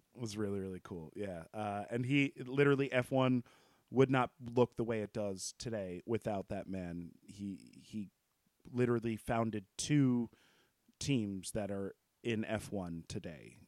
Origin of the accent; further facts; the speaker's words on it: United States; I'm from the U S